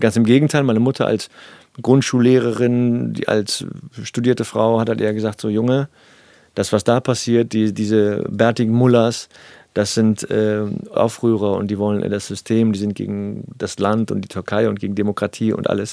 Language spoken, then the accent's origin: German; Cologne, North Rhine-Westphalia, Germany; ich bin aus Nippes